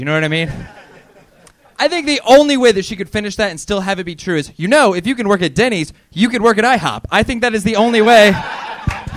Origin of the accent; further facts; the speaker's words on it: Fresno, California, United States; moved away as an adult; now in Los Angeles, United States; I'm from Fresno